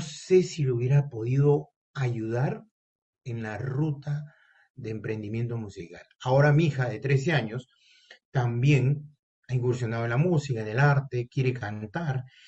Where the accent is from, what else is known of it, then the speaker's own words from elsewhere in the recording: Peru; aquí en mi país, Perú